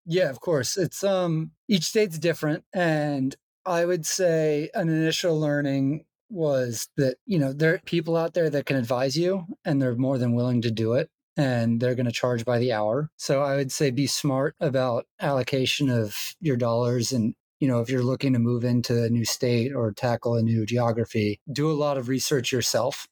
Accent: Georgia, United States; I'm from Georgia

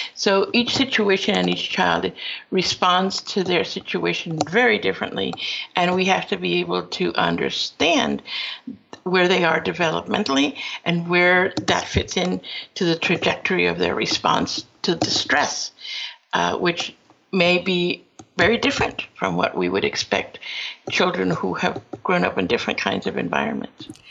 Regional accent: Peru; now in United States; I am from Peru, uh, but my father was invited to this country and uh, went to school at Cornell, and returned to Peru, where I was born, and then later on decided to come back to the United States

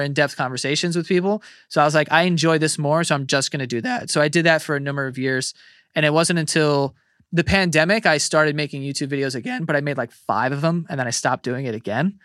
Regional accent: New York City, New York, United States; I grew up in Queens

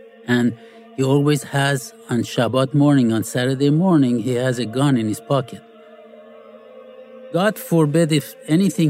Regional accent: Iran; moved away; I grew up in Iran

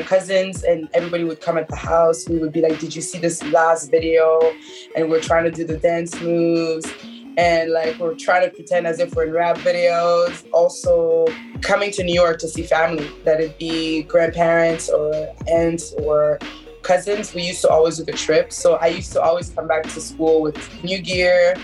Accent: Montreal, Quebec, Canada; also born or lived in Haiti; now in Brooklyn, United States; I was born in Canada, in Montreal more precisely, and both of my parents are from Haiti

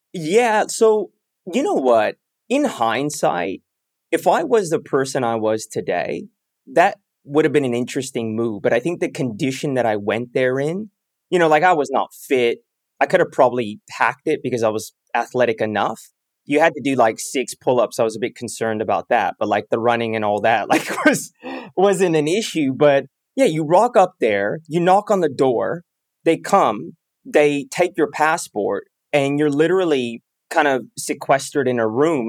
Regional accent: Bay Area, California, United States; I grew up in the Bay Area

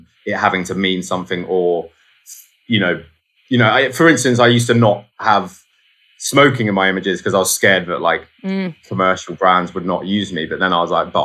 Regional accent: Guildford, South East England, United Kingdom; also born or lived in London; I grew up just outside of London, but like in a place called Guildford

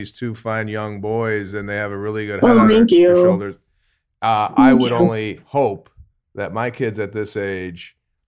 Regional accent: Arlington Heights, Illinois, United States; I went to Rolling Meadows

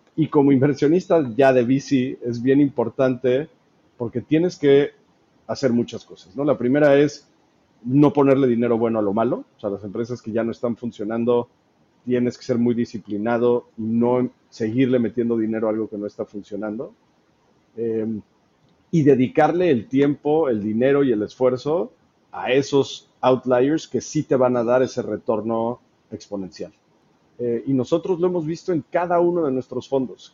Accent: Mexico; soy mexicano

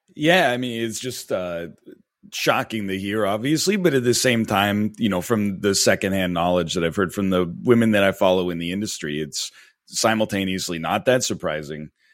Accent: near Toronto, Ontario, Canada; moved away as an adult; now in Vancouver, Canada; I grew up in Ontario, in a, in a town just outside of Toronto, but, uh, I've been in Vancouver for, uh, about ten years now.

